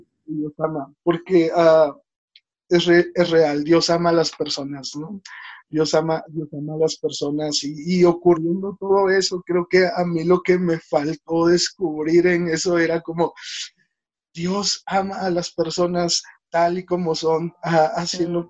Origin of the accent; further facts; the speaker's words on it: Oluta, Veracruz, Mexico; also born or lived in Toluca area, State of Mexico; now in Toluca, Mexico; yo nací en Veracruz, um, específicamente en Oluta, Veracruz